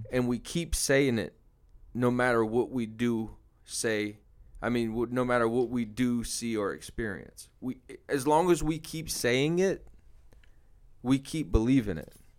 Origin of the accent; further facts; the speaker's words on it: New Orleans, Louisiana, United States; moved away as an adult; now in Houston, United States; I'm from New Orleans, Louisiana. Came to Houston about seven years ago